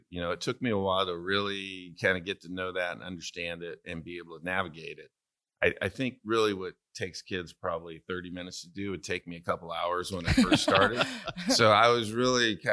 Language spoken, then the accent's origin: English; Santa Maria, California, United States; moved away as an adult; also born or lived in Stillwater, Oklahoma; I am from Santa Maria, California